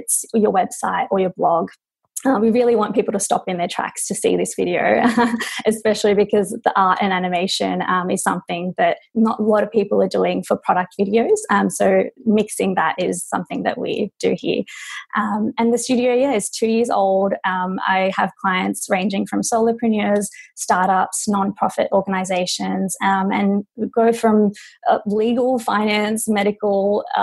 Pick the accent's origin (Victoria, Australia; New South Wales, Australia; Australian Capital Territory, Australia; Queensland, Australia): New South Wales, Australia; Sydney; moved away as an adult; now in Los Angeles, United States; So I'm Australian. I'm from Sydney, Australia. I moved to LA 4 years ago.